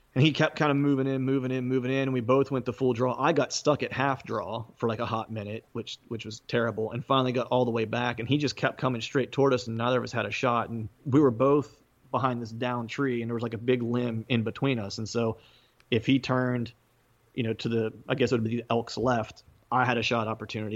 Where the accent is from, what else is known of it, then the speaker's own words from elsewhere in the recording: Bedford, Pennsylvania, United States; now in suburbs of Philadelphia, United States; my hometown Bedford